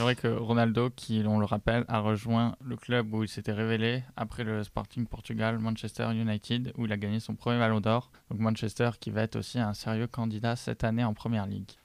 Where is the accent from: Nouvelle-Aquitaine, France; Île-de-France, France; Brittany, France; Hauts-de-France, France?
Nouvelle-Aquitaine, France; Bordeaux; je viens de Bordeaux